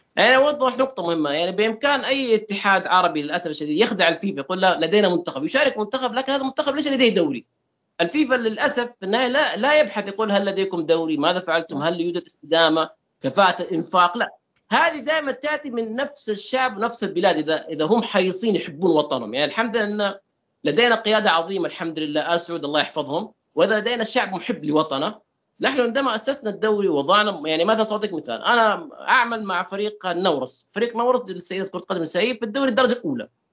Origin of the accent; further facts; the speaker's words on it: Saudi Arabia; اني السعودي